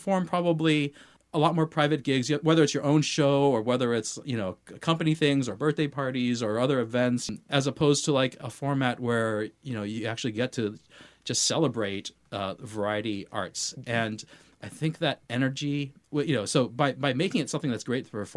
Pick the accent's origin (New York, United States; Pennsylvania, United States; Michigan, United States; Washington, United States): Washington, United States; Seattle; also born or lived in White Center / Mercer Island; I grew up here in Seattle